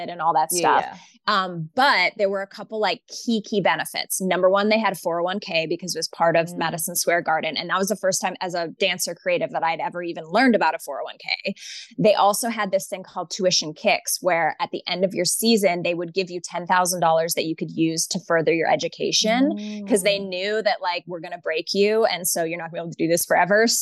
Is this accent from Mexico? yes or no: no; Canada; moved away as an adult; also born or lived in New York City; I'm Canadian